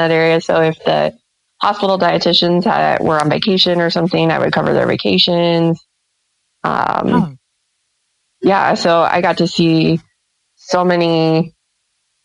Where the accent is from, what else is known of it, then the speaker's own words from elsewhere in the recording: central Nebraska, United States; also born or lived in Lincoln, Nebraska; It's fairly close to my hometown. It's about 30 minutes away